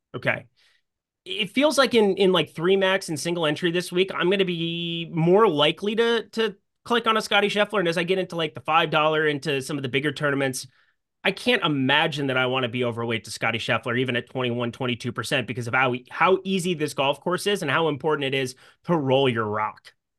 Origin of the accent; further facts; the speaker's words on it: Sioux Falls, South Dakota, United States; We had the same golf coach growing up in Sioux Falls, South Dakota